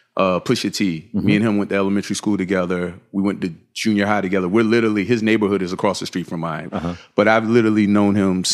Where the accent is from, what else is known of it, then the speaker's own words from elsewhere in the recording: Virginia, United States; And we actually had Creative Recreation Footwear before I moved from Virginia.